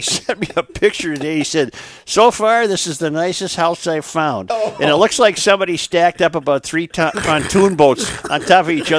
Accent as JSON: {"language": "English", "town": "White Bear Lake", "region": "Minnesota", "country": "United States", "tie": "born or raised there", "said": "I was offered the home I grew up in on White Bear Lake to buy"}